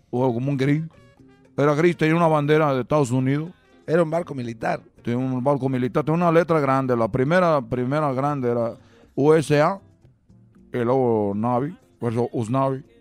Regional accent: Cuba; Pero yo una vez, como ven, cubano, dije, yo sí puedo, vamos. ¡Voy a llegar a Miami!

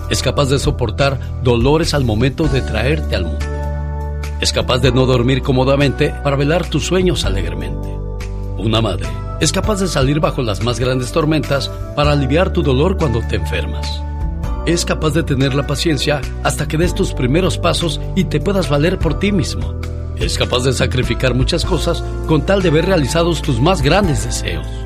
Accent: Las Jícamas, Guanajuato, Mexico; Bien, gracias porque un día salí de las Jícamas, Guanajuato, pero

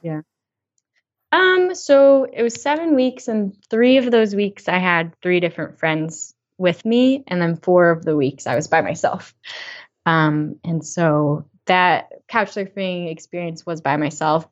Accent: Western Massachusetts, United States; I lived in Western Mass, you know, my whole growing up life.

